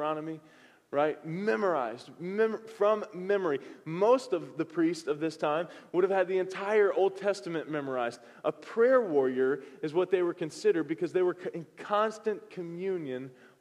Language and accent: English; the South, United States; moved away; I'm from the South